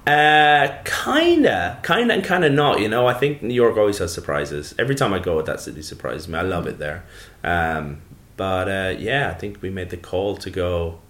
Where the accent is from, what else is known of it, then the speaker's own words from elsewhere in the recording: Tullow, County Carlow, Ireland; moved away; also born or lived in New Zealand; I grew up in Ireland, yeah, in a, a little town called Tullow, um, and that's in the southeast, in a, uh, in a uh, kind of the county of Carlow